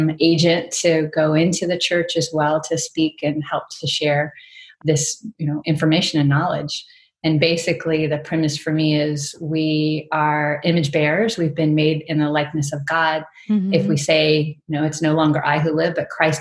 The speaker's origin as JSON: {"language": "English", "region": "Virginia", "country": "United States", "tie": "born or raised there", "also_born_or_lived": "Arizona", "moved": "as an adult", "lives_now": "Mississippi, United States", "said": "I grew up in Virginia and was born in Southern Virginia."}